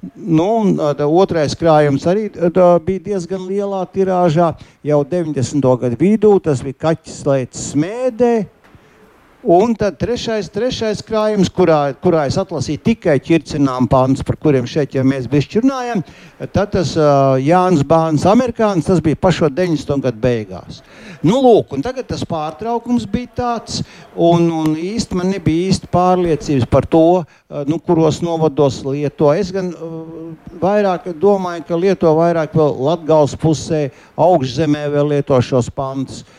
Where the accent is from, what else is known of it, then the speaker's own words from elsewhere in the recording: Liepāja, Kurzeme, Latvia; pats būdams kurzemnieks, kā, kā dzimis un izaugs liepainieks